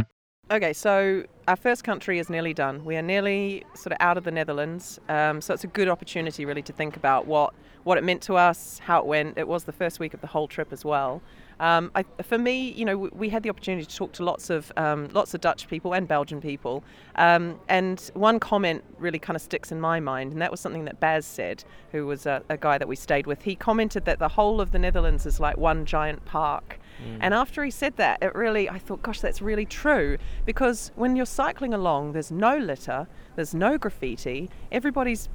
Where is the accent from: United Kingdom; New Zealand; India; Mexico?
New Zealand; we come from New Zealand